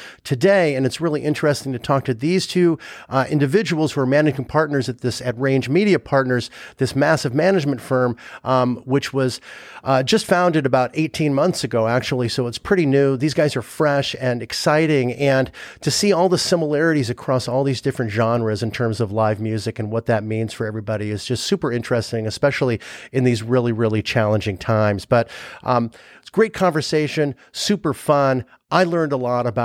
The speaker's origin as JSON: {"language": "English", "town": "Los Angeles", "region": "California", "country": "United States", "tie": "born or raised there", "said": "I grew up in LA. So I grew up in Sherman Oaks"}